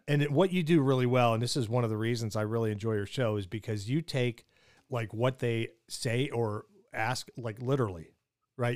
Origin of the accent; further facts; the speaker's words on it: Pittsburgh, Pennsylvania, United States; I grew up in Pittsburgh